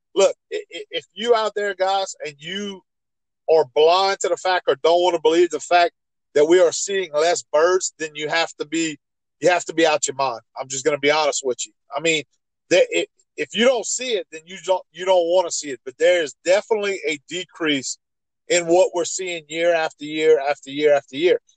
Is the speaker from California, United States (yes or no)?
no; Ville Platte, Louisiana, United States; I grew up in Evangeline Parish